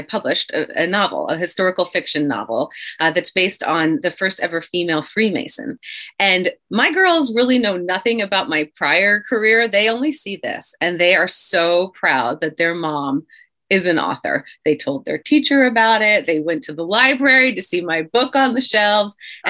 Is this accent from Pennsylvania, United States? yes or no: yes; Philadelphia, Pennsylvania, United States; I grew up in the Philadelphia area